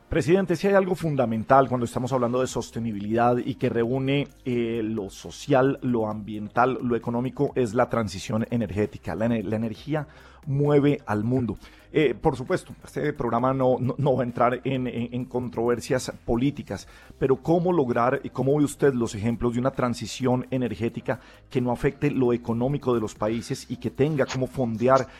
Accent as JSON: {"language": "Spanish", "country": "Colombia", "said": "como colombianos"}